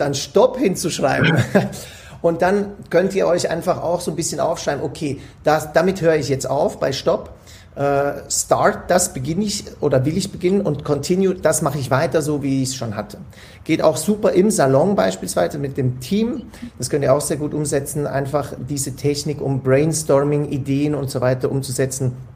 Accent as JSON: {"language": "German", "country": "Switzerland", "said": "Ich komme ja aus der Schweiz, bei uns ist alles noch normal soweit"}